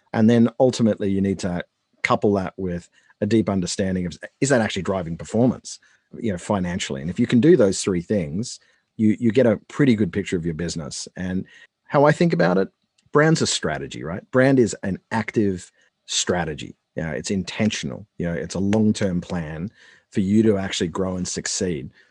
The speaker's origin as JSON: {"language": "English", "country": "Australia", "moved": "as an adult", "lives_now": "United States", "said": "I'm Australian"}